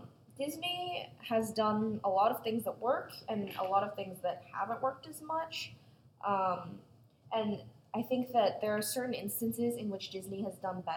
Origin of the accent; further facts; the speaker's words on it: China; I grew up in China, I'm Chinese